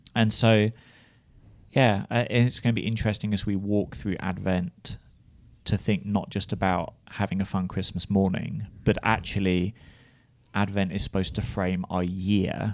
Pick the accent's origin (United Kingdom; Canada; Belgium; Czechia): United Kingdom; moved away as an adult; now in United States; as a British person